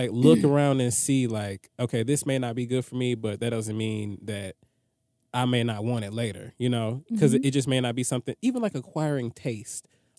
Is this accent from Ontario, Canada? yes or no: yes; Toronto, Ontario, Canada; I'm from Toronto, and the legal drinking age here is 19, and I started dating my first boyfriend when I was about 17.